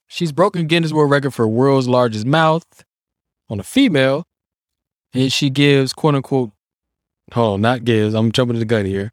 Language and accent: English; Washington, District of Columbia, United States; it's being Native American and growing up in D C